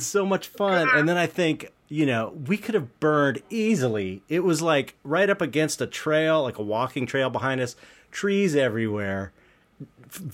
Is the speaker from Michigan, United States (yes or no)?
no; Los Angeles, California, United States; I was living it back in the home I grew up in San Pedro